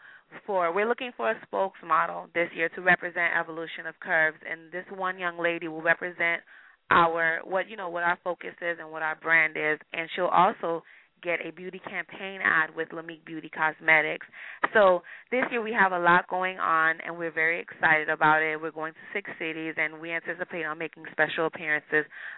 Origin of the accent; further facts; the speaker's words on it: Miami, Florida, United States; now in California, United States; My parents are both from Haiti, and I was born and raised in Miami